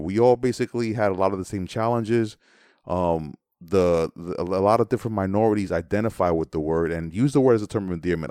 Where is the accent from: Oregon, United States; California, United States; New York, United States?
New York, United States; New York City; I am from the Bronx and I am of Dominican descent, um, and I did grow up listening to … and … and and New York City hip hop